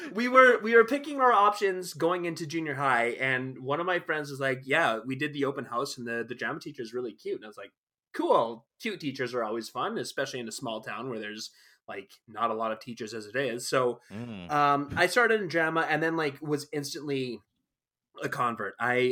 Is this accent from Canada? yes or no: yes; High Level, Alberta, Canada; born there; Like, I was born in High Level, Alberta.